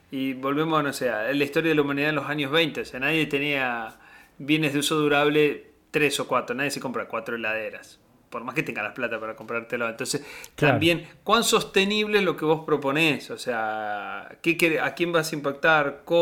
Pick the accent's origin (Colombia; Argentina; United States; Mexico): Argentina; southern Córdoba; yo que me crié en Córdoba, en el sur de Córdoba